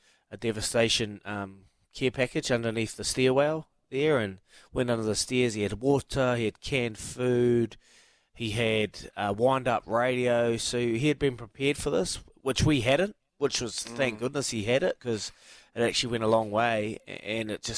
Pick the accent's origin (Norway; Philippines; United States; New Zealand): New Zealand; I love being a Kiwi